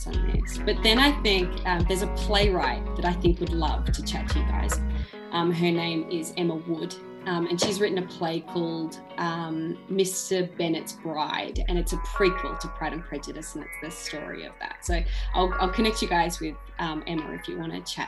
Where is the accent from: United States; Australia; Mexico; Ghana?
Australia; Ballarat, Victoria; my hometown, Ballarat